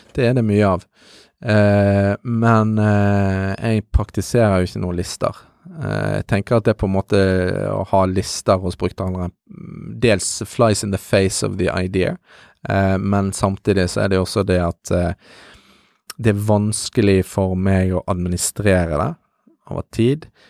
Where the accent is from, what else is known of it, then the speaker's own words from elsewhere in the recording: Bergen, Vestland, Norway; jeg er bergenser